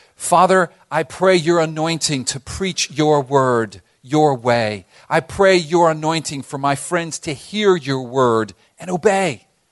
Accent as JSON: {"language": "English", "town": "Miami", "region": "Florida", "country": "United States", "tie": "born or raised there", "said": "growing up in Miami"}